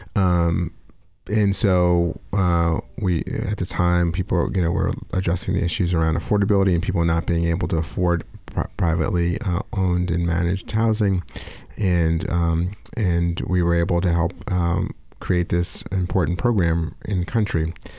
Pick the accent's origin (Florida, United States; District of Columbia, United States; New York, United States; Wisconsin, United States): New York, United States; moved away as an adult; New York guy, um, born and raised